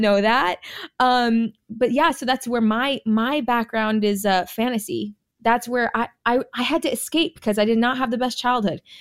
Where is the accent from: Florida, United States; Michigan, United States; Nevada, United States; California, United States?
California, United States; also born or lived in Jamaica; now in Texas, United States; I was born in Jamaica, okay? I was raised in California.